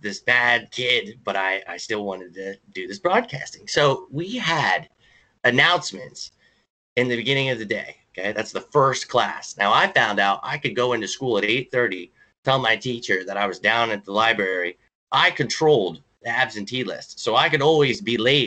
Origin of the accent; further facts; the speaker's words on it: Lewisburg, Pennsylvania, United States; also born or lived in Mifflinburg, Pennsylvania / Brooklyn, New York / Florida / Philadelphia, Pennsylvania; Lewisburg, Pennsylvania, where I was born and raised